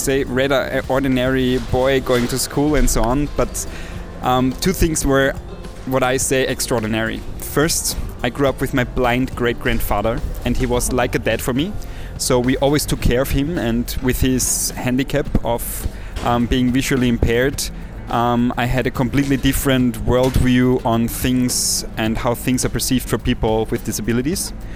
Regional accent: villages in Austria, outside Salzburg, Austria; moved away as an adult; now in Vienna, Austria; my little village outside of Salzburg in Austria um, because I'm a country boy. So basically, cool. I have um, grown up in different villages in, in Austria

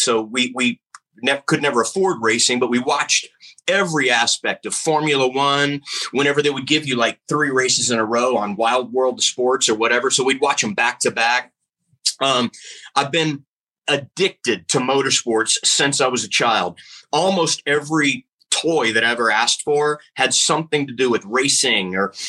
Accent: Lake Charles, Louisiana, United States; born there; I was born in Lake Charles, Louisiana

